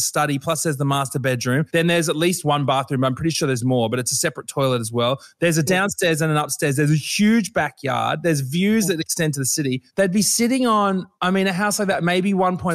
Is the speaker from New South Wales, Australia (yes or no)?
no; Brisbane, Queensland, Australia; I'm from Brisbane